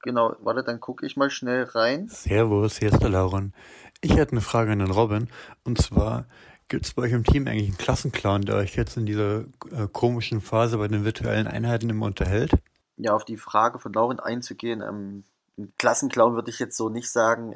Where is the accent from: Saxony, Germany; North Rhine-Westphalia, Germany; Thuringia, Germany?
Thuringia, Germany; moved away; ich komme aus Thüringen